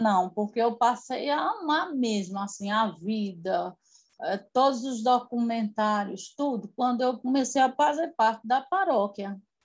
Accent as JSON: {"language": "Portuguese", "town": "Nova Olinda", "region": "Ceará", "country": "Brazil", "tie": "born or raised there", "also_born_or_lived": "Recife", "lives_now": "Juazeiro do Norte, Brazil", "said": "nasci numa cidade aqui perto, na cidade de Crato, é, pertinho da cidade de Crato, que é Nova Olinda"}